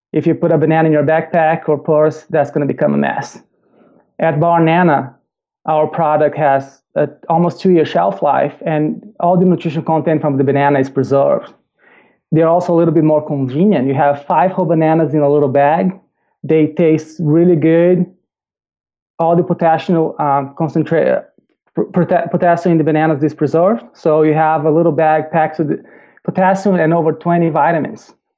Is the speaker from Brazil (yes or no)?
yes; Brazil; English is a second language; I am originally from Brazil, if you cannot tell from the accent. grew up in Brazil.